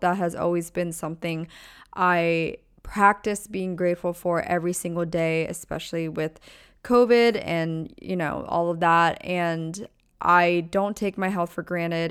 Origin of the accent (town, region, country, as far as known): small town in Pennsylvania, United States; born or raised there; moved away as an adult; also born or lived in Orange County, California / Newport Beach, California; now in California, United States